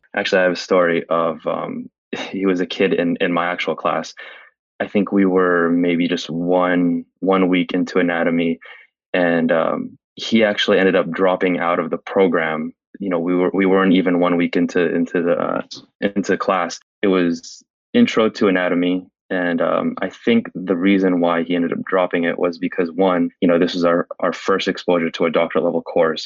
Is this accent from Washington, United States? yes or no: no; San Francisco, California, United States; I was born and raised in San Francisco